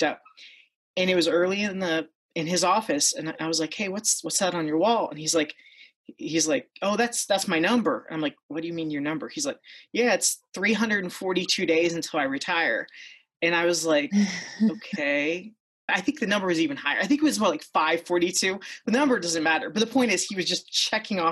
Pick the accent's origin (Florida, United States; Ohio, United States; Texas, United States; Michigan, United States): Ohio, United States; I grew up in Ohio, and I currently live in Ohio, near Akron, Ohio